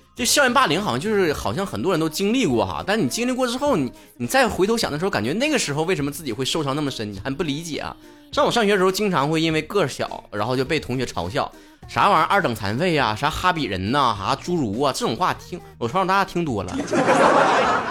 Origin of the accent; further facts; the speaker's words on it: Northeast China, China; 吃亏就吃亏到我是东北人